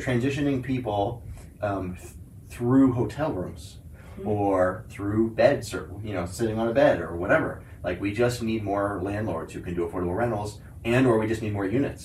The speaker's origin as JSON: {"language": "English", "town": "New York City", "region": "New York", "country": "United States", "said": "I was from New York City"}